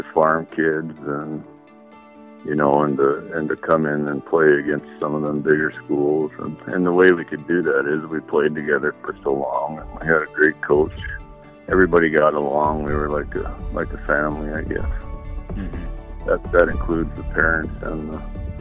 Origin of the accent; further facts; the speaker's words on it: Epping, North Dakota, United States; also born or lived in Williston, North Dakota; I was born in Williston and lived in Epping, North Dakota.